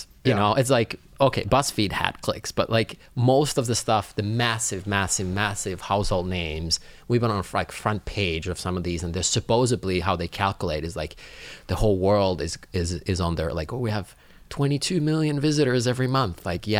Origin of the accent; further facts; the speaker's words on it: Finland; English is a second language; Like I come from Finland where education is free.